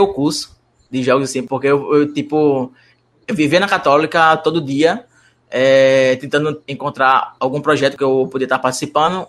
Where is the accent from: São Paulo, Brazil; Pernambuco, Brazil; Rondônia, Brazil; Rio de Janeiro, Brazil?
Pernambuco, Brazil; Moreno; eu sou da cidade de Moreno, então eu não sou de Recife.